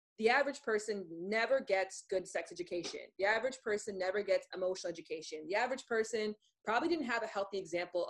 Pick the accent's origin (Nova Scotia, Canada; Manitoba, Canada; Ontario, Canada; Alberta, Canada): Ontario, Canada; Toronto; moved away; we're both from Toronto